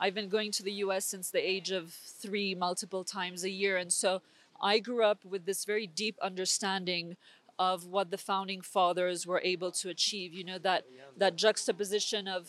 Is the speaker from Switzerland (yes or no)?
yes; Switzerland; I was born and raised here in Switzerland.